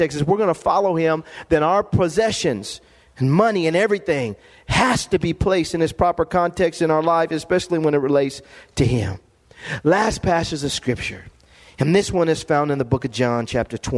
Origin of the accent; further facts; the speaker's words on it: Lompoc, California, United States; growing up in Lompoc, California.